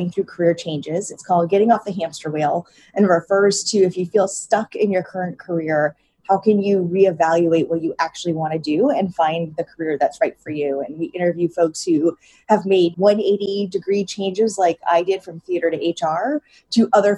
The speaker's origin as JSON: {"language": "English", "region": "New England", "country": "United States", "tie": "born or raised there", "moved": "yes", "lives_now": "Brooklyn, United States", "said": "I grew up in New England and ate Papagino's pizza growing up"}